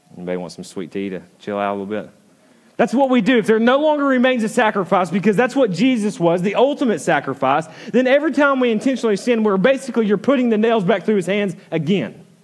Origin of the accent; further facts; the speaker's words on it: the South, United States; I'm from the South